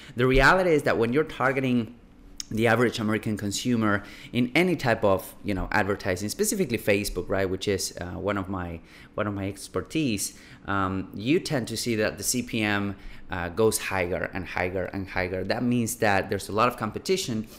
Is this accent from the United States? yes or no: no; Buenos Aires, Argentina; moved away; I'm from, I am originally from Buenos Aires, Argentina